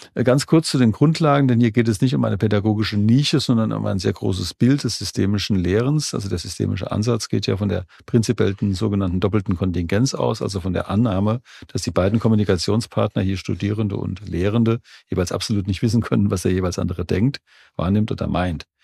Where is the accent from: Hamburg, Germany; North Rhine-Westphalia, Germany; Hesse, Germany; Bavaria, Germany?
Hesse, Germany; Jugenheim; born or raised there